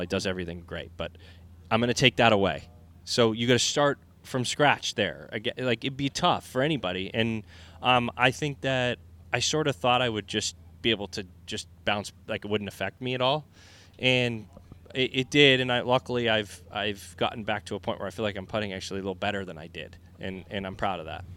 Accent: Vermont, United States; moved away as an adult; also born or lived in Boston, Massachusetts / New England; now in Florida, United States; growing up in Vermont and and then later in, in Boston

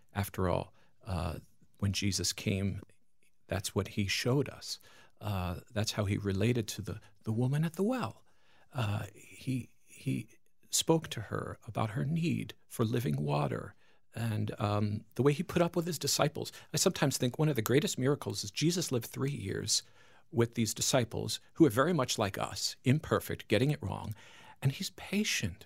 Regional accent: Long Island, New York, United States; moved away; I'm from Long Island, New York

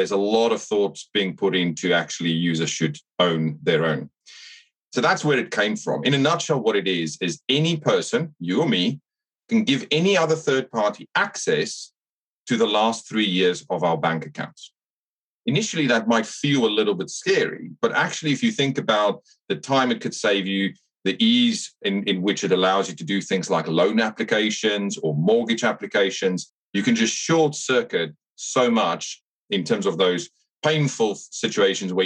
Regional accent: South Africa; accent: South African twang; moved away as an adult; also born or lived in Canada / Singapore / Hong Kong; now in United Kingdom; I grew up in South Africa, so you'll pick up a bit of a twang.

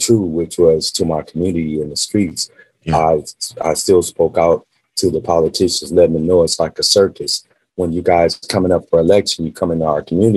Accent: Las Vegas, Nevada, United States; also born or lived in California; me growing up in Las Vegas

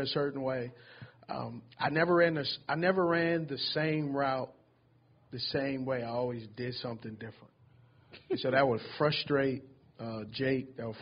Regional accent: California, United States; moved away; also born or lived in Utah; I'm from Cali

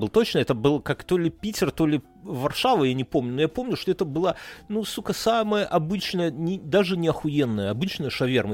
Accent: Belarus; now in Lithuania; we are from Беларусь

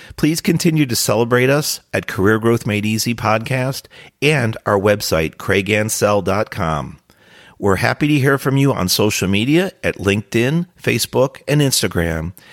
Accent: New Jersey, United States; During my high school years, I grew up in New Jersey

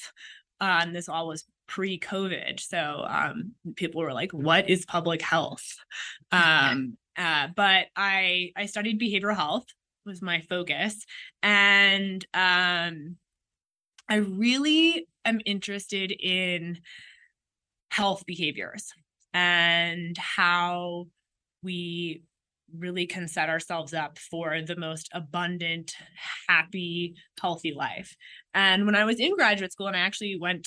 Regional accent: Washington, District of Columbia, United States; I grew up in Washington, D.C.

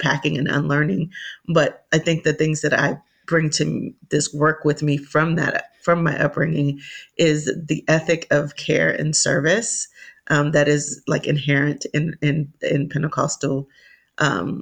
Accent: Miami, Florida, United States; I was born and raised in Miami, Florida

